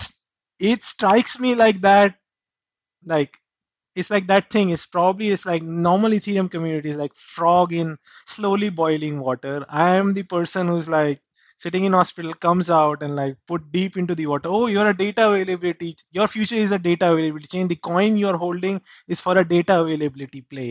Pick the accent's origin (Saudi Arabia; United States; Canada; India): India; I grew up in India.